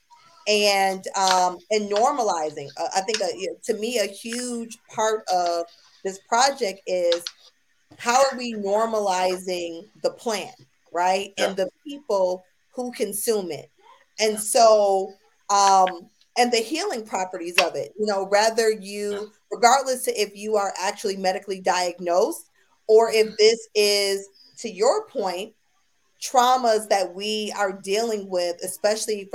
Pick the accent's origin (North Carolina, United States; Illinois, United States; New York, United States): New York, United States; Buffalo; now in Austin, United States; I'm from Buffalo, New York